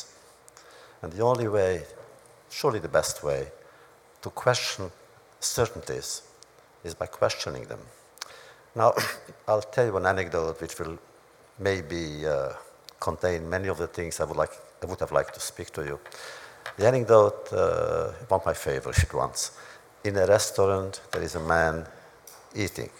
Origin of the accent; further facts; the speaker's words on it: Romania; moved away; in my hometown, which was Hungary, Romania